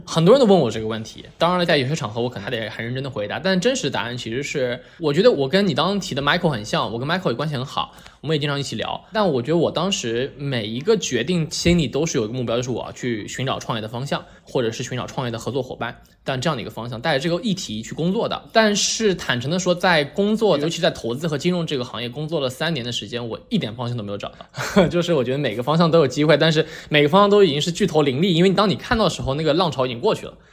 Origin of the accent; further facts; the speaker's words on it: Shanghai, China; moved away as an adult; 我是上海初中长大，然后在上海读的初高中嘛